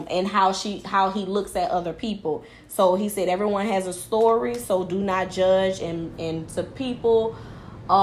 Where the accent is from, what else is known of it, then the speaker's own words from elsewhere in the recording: New Orleans, Louisiana, United States; I'm from higher up, New Orleans, Louisiana.